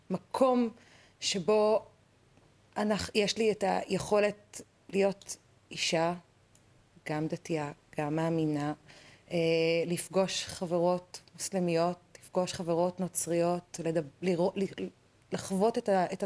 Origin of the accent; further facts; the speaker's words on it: Tel Aviv, Tel Aviv District, Israel; אני כן, ילידת תל אביב